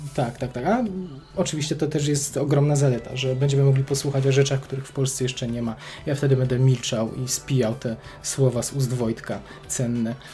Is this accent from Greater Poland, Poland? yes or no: no; Kraków, Lesser Poland, Poland; obaj jesteśmy z Krakowa